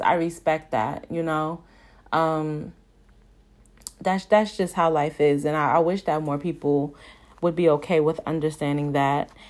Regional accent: Brooklyn, New York, United States; growing up in Brooklyn

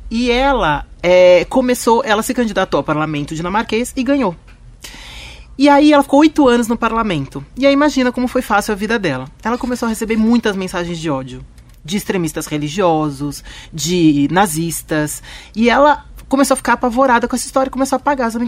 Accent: Turkey; às vezes eu acho que o árabe tá parando o ônibus mais pra frente só porque eu sou eu sou é, turca

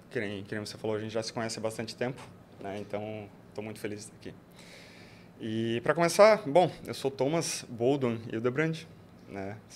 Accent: Joinville, Santa Catarina, Brazil; moved away as an adult; now in Florianópolis, Brazil; eu sou natural de Joinville. Eu vim para Florianópolis em 2007.

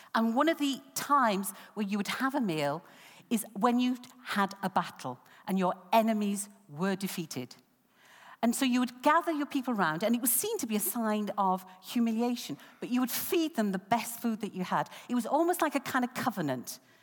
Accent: United Kingdom; Growing up in Grange Town

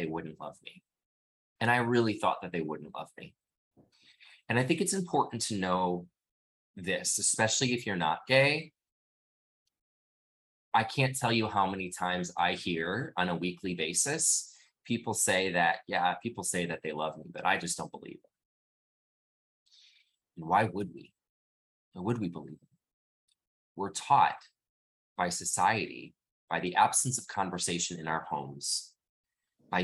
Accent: Midwest, United States; I grew up in the Midwest.

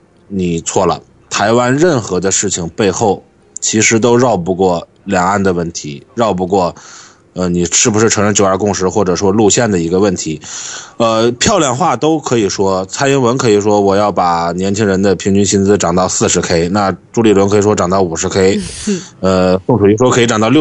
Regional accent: Shandong, China; 所以你跟年纪大一点的人，你说你哪里来的？我山东来的

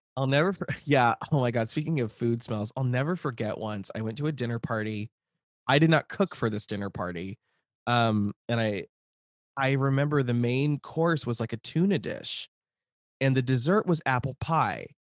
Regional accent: Lincoln, Nebraska, United States; moved away; I grew up in the near South neighborhood, which is, like, twenty-seventh

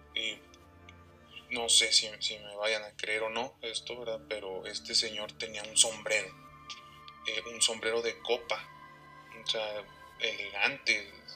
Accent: Saltillo, Coahuila, Mexico; somos de aquí de Saltillo, Coahuila

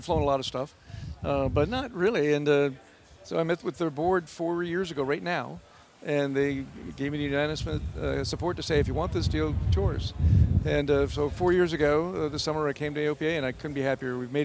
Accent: Minnesota, United States; moved away; From Minnesota, just north

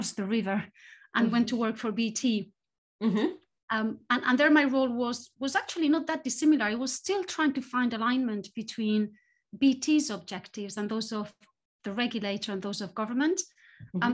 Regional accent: Spain; moved away as an adult; also born or lived in various European cities / United States; now in United Kingdom; I grew up in Spain and I studied there, and then I moved into academia. And left Spain after university

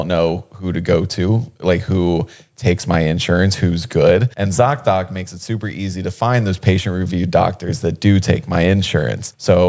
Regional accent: Ohio, United States; now in Los Angeles, United States; growing up in Ohio, I wanted to be like a skateboarder so bad.

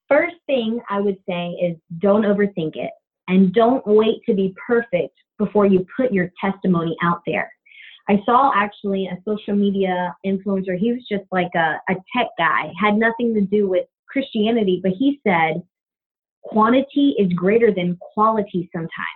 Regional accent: Tallahassee, Florida, United States; moved away as an adult; now in Terre Haute, United States; I'm a Tallahassee lassie.

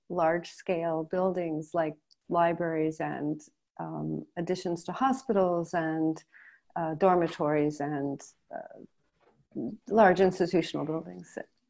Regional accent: Connecticut, United States; moved away; was originally a U.S. Citizen, an American. I still am, but now I'm dual. So I grew up in Connecticut

